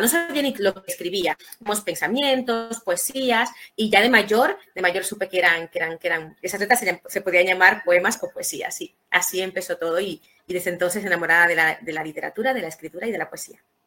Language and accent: Spanish; Santo Domingo, Distrito Nacional, Dominican Republic; now in Spain; nací en República Dominicana, en Santo Domingo Ciudad